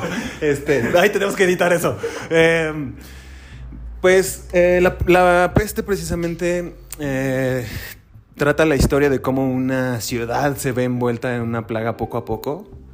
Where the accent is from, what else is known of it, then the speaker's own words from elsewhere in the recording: Mexico; somos vecinos como mexicanos